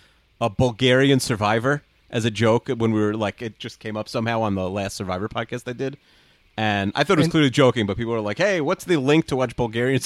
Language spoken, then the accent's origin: English; New York, United States; I'm from New York.